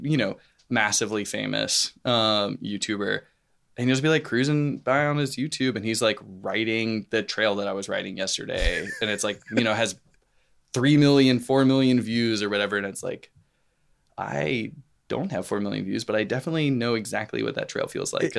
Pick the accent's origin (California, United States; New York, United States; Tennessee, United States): Tennessee, United States; Nashville; Yeah, Nashville proper. Okay. I went to Hillsborough High School, which is like kind of in the Green Hills